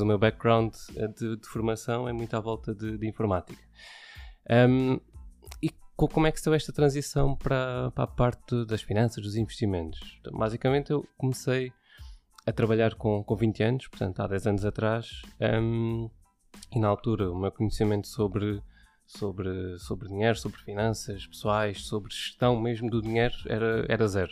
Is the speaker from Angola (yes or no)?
no; Setúbal, Portugal; moved away as an adult; now in Odivelas, Portugal; sou de Setúbal, natural de Setúbal, vivi lá durante, ehm, durante vinte e cinco anos